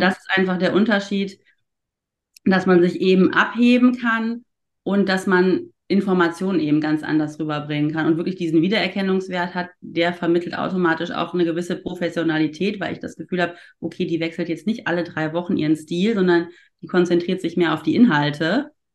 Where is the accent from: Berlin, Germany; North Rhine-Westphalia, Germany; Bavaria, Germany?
North Rhine-Westphalia, Germany; Ruhr area; now in Cologne, Germany; Ich bin ja keine richtige Kölnerin. Ich komme ja eigentlich aus dem Ruhrpott gebürtig